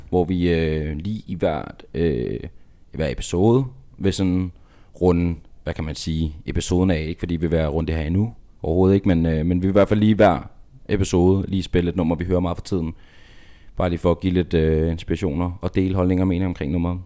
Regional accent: Denmark; Vi er danskere

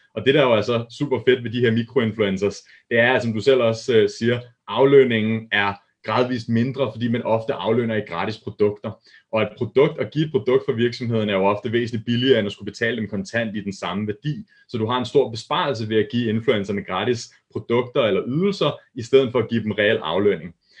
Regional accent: Hillerød, Capital Region of Denmark, Denmark; der arbejdede jeg op i Hillerød, hvor jeg kommer fra, der er jeg født og opvokset

